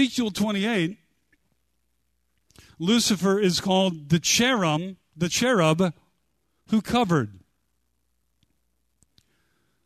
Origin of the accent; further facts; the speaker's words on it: United States; I grew up near the Bonneville Dam